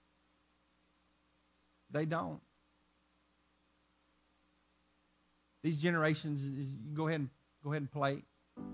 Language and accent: English; Arkansas, United States; where I'm from Arkansas